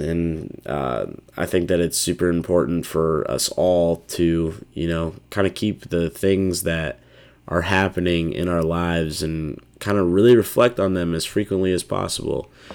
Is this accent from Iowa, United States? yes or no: yes; Des Moines, Iowa, United States; a lot of people in my hometown